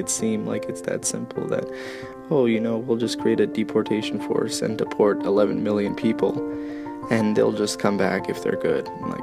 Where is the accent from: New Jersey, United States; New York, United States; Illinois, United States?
New Jersey, United States; Belleville; moved away as an adult; now in State College, United States; I live in the State College area of Pennsylvania, and I am originally from Belleville, New Jersey